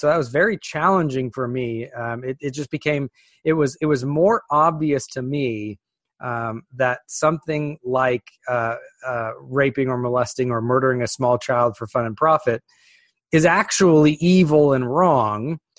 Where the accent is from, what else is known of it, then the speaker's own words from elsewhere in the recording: California, United States; So I was raised in Northern California, a deep, deep, deep blue part of an already blue state.